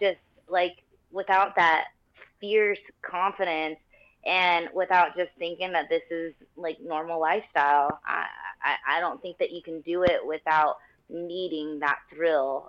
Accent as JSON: {"language": "English", "region": "Florida-Georgia line", "country": "United States", "said": "I'm from the Florida-Georgia line, like, southern people, you know."}